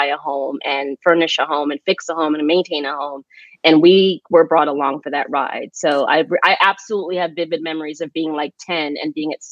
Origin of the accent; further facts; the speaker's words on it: Phoenix, Arizona, United States; moved away as an adult; also born or lived in New York / Jamaica; now in Brooklyn, United States; Grew up in Phoenix when they separated at a very young age and lived in Phoenix my entire life